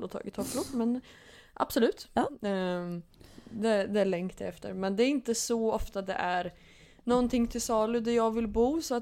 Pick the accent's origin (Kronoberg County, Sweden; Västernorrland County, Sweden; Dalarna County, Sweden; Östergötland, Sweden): Östergötland, Sweden; Norrköping; har ju mina rötter från Norrköping då. Som man brukar få höra ibland på dialekten att folk säger att ja, det hörs att jag är östgöte.